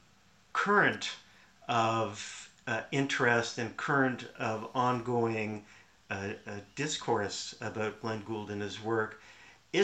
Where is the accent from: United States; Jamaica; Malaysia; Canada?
Canada